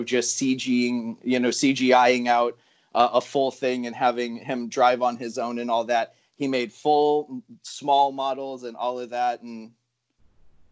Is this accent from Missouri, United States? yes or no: no; Encinitas, California, United States